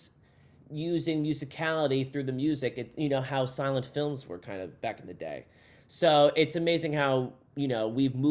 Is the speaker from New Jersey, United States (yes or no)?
yes; New Jersey, United States; I'm from New Jersey originally